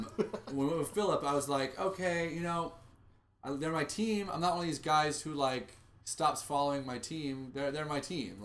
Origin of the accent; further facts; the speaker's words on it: Texas, United States; Growing up in Texas, you don't have like, you know, a UT